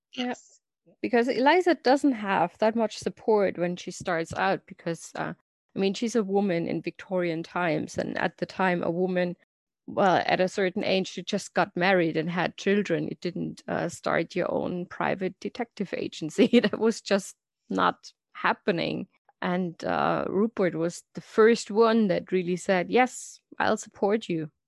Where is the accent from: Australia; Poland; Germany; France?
Germany; English is a second language; I'm from Germany, as you can probably hear from my lovely accent.